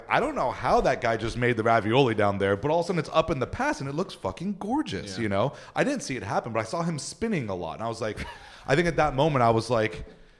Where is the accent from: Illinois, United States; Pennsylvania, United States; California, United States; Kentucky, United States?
California, United States; Upland; In Upland, California.